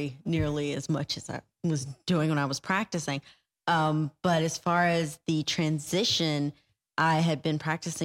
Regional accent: Decatur, Georgia, United States; moved away as an adult; now in Jacksonville, United States; I am a proud ATLian. I'm actually from Decatur, where it's greater. From the east side. So not knocking my roots, not knocking the upbringing there in Georgia

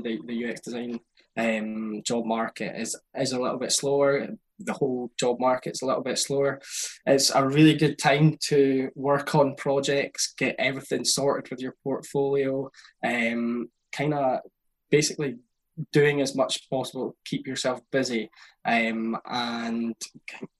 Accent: Aberdeen, Scotland, United Kingdom; I was born in Aberdeen

